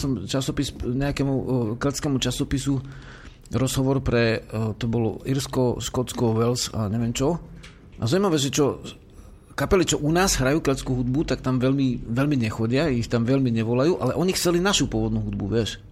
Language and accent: Slovak; Slovakia; sme Slováci